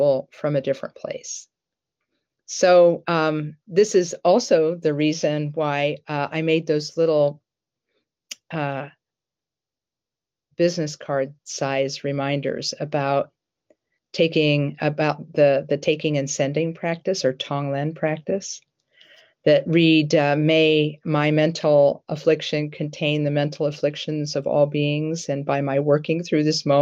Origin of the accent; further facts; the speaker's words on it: Columbus, Ohio, United States; I grew up in the Barnett Road area near Livingston Avenue